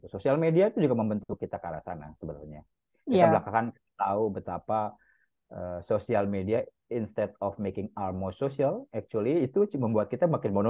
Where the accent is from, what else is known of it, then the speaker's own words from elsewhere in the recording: Jakarta, Indonesia; first language Betawi; saya ini ethnically Jawa, tapi bahasa pertama saya adalah bahasa Betawi karena memang saya besar lahir e, di Jakarta Selatan, Pasar Minggu itu sampai TK bahkan SD sempat pertama kali di Pasar Minggu